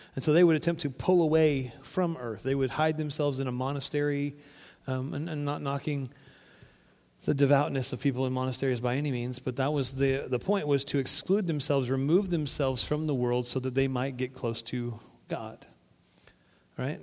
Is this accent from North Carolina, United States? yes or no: no; Florida, United States; now in Arkansas, United States; We grew up on the Florida coast